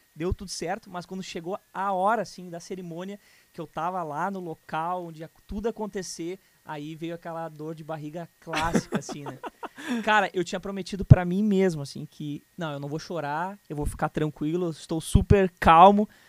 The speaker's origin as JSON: {"language": "Portuguese", "town": "Canoas", "region": "Rio Grande do Sul", "country": "Brazil", "tie": "born or raised there", "also_born_or_lived": "Porto Alegre", "said": "eu nasci em Porto Alegre, mas é, cresci em Canoas minha vida inteira praticamente"}